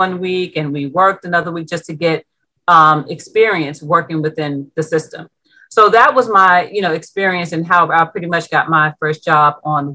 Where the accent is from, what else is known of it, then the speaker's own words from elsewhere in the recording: New York City, New York, United States; I was born and raised in Brownsville